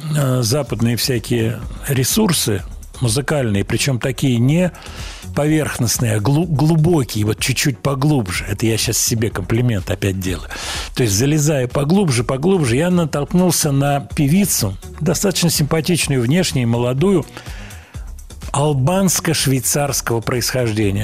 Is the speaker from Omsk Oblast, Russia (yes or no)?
no; Moscow, Russia; из Москвы